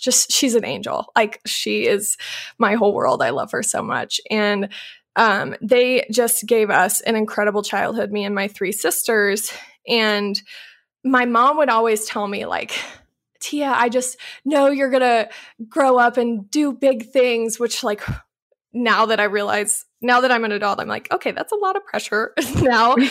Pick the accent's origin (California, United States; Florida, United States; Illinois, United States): Illinois, United States; Louisville; moved away; I grew up in Louisville, Illinois, which is a small town of like a thousand people.